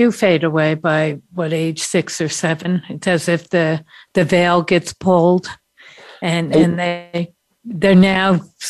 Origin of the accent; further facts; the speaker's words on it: United States; being American